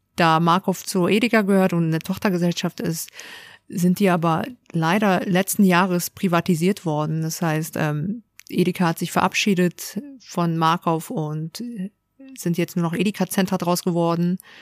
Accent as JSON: {"language": "German", "region": "Hamburg", "country": "Germany", "tie": "born or raised there", "said": "Ich bin tatsächlich in Hamburg geboren. Hamburger Dern. Genau, richtig. Und auch ähm, hier aufgewachsen"}